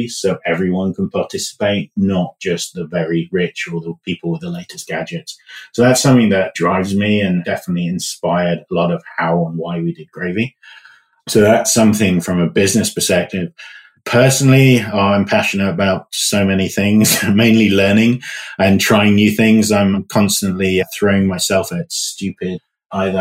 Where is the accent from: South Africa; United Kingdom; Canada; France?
United Kingdom; moved away; So as you can tell from my accent, I'm from the UK originally